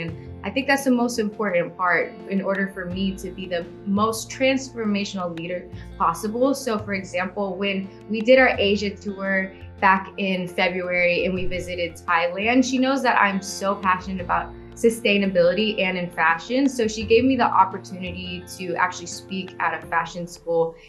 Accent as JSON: {"language": "English", "town": "Houston", "region": "Texas", "country": "United States", "tie": "born or raised there", "said": "I'm from Houston, Texas, born and raised"}